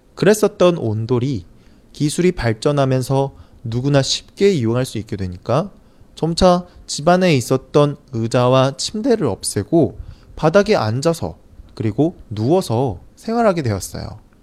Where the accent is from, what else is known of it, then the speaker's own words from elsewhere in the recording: South Korea; 저는 사실 한국 사람이라 그런지